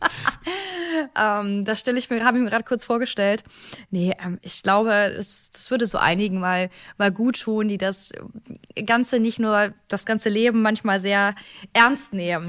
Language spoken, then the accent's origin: German; Cologne, North Rhine-Westphalia, Germany; Ich komme ja ursprünglich ähm, auch hier aus, bin ja ursprünglich auch Kölnerin von Herzen überzeugte Rheinländerin.